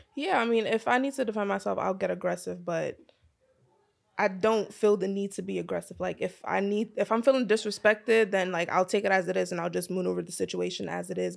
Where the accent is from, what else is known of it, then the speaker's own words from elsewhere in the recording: New York City, New York, United States; American growing up in Brooklyn